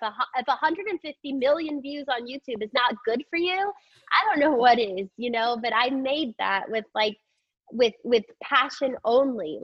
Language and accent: English; Texas, United States; growing up in Texas